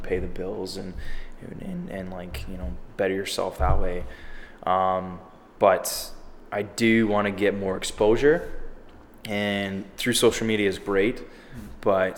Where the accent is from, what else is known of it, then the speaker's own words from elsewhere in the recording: Oakwood, Ontario, Canada; now in Toronto, Canada; I'm actually originally from Linton, like Oakwood, Ontario, it's called. So about 900 people. It's in the Kawartha Lakes.